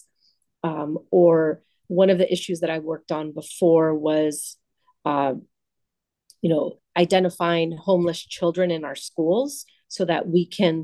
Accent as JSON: {"language": "English", "town": "Los Angeles", "region": "California", "country": "United States", "tie": "born or raised there", "said": "I grew up in the San Fernando Valley in Pacoima"}